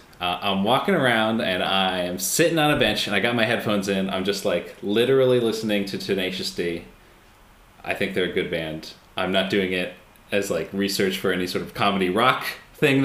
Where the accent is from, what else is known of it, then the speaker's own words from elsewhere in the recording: United States; I'm American